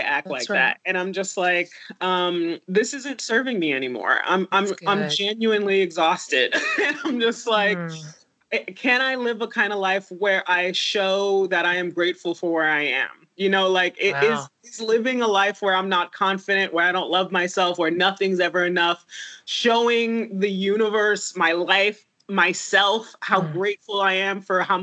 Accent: Haiti; now in United States; I was born in Haiti to a 17-year-old

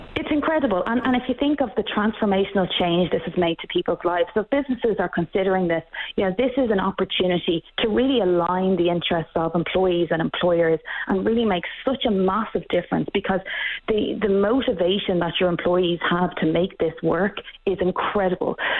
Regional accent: Ireland; now in Canada; We've the same problem in Ireland. You can probably hear from my accent that I'm not Canadian

